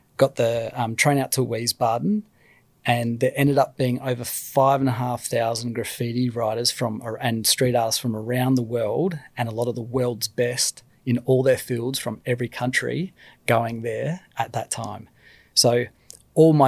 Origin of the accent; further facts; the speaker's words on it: Australia; I'm Australian